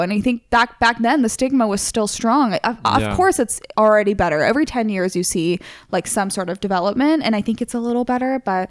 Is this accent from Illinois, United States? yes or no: yes; Chicago, Illinois, United States; born there; And then I even went to Chicago. I was born in Chicago.